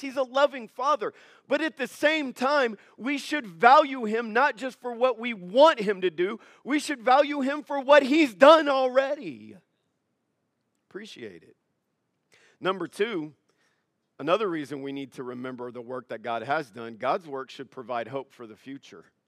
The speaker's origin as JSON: {"language": "English", "country": "United States", "said": "I'm an American"}